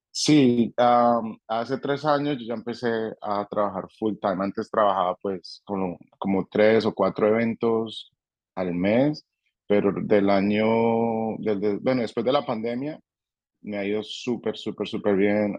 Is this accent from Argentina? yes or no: no; Colombia; now in Nashville, United States; conoció a alguien en, Colombia y, y nos trajo con ella y nos, nos mudamos para Estados Unidos precisamente para Nashville, Tennessee